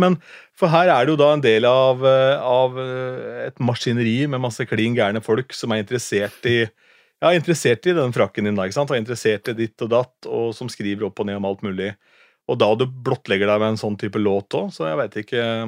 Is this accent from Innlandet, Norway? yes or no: no; Askim, Østfold, Norway; moved away; Jeg er fra Askim da, opprinnelig